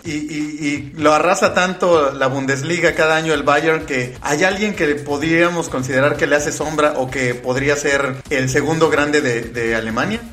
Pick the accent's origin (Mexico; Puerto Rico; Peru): Mexico; Querétaro; yo soy de Querétaro